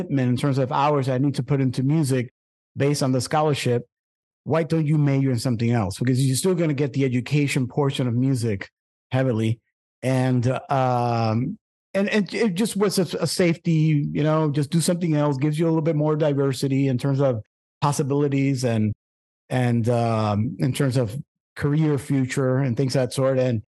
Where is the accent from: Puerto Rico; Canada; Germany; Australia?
Puerto Rico; also born or lived in Brooklyn; It was a little bit rough for me, I remember, because of I'm moving from Brooklyn to a very rural part of Puerto Rico country.